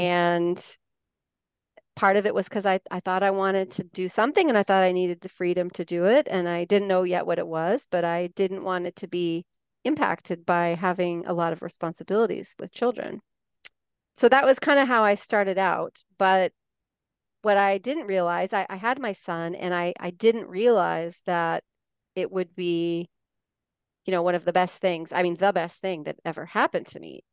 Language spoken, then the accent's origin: English; Colorado, United States; moved away as an adult; also born or lived in Denver / Barcelona, Spain; now in California, United States; I grew up in Colorado, a very small town in, in Colorado near the New Mexico border, an area called the Four Corners